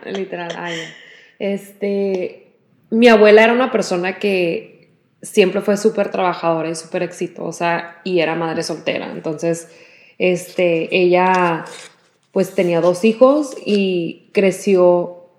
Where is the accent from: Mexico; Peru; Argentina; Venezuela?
Mexico; nuestras familias pues crecieron en México y crecimos nosotros en México